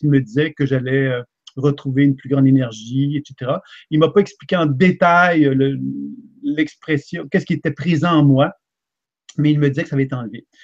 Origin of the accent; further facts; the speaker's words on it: Quebec, Canada; je suis un Québécois